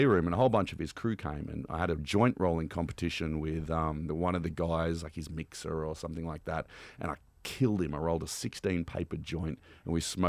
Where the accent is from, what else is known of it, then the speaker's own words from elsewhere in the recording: Canberra, Australian Capital Territory, Australia; Where I grew up in Canberra, weed is decriminalized